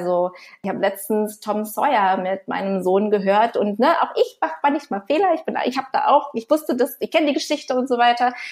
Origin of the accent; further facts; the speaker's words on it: Canada; also born or lived in Brazil; Ich bin teilweise in Kanada aufgewachsen